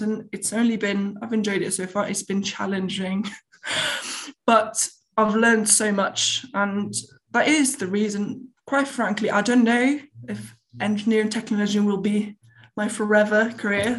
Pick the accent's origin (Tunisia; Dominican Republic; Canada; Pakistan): Tunisia; born or raised there; moved away